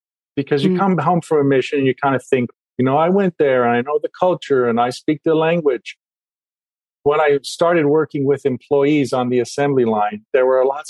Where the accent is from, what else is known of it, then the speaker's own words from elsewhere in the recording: Maryland, United States; I grew up in Maryland and my parents were members of the church.